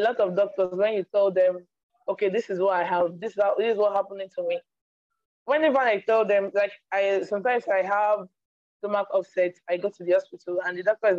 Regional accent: eastern Nigeria, Nigeria; I live in Nigeria. I'm from Nigeria, the eastern part of Nigeria.

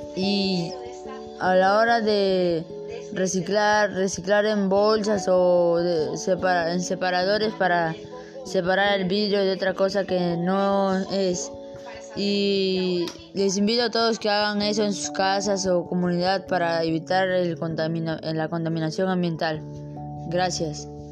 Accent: Ventanilla, Callao, Peru; yo soy de Perú de Ciudad Lima. Este, soy de Pachacute, Ventanilla

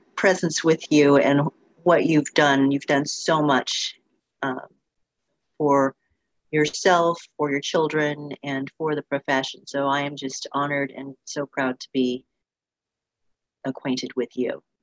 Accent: Orange County, Southern California, United States; I grew up in in Southern California, down in Orange County

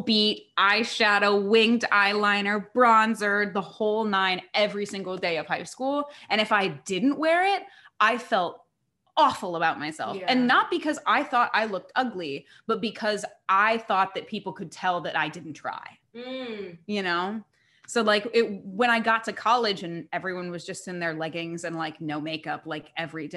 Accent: Indiana, United States; moved away as an adult; now in New York, United States; growing up in Indiana

